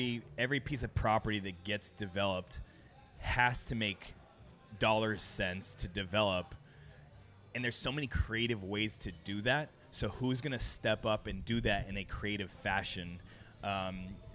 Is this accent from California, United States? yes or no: yes; Los Angeles, California, United States; also born or lived in Arizona / Las Vegas / New York; now in Orlando, United States; I grew up in Los Angeles.